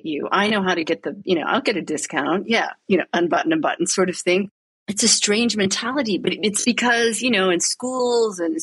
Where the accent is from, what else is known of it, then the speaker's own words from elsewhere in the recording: United States; moved away as an adult; now in Rome, Italy; I was watching it here as an American